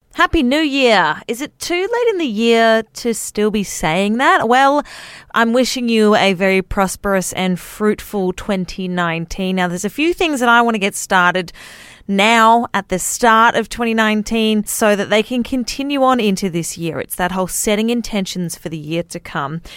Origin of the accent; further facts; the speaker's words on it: Australia; also born or lived in Wollongong, New South Wales; I am an Australian female radio announcer and podcaster